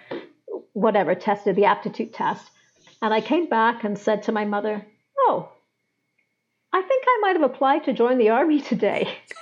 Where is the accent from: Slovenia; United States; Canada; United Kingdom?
United Kingdom; England; where I grew up in England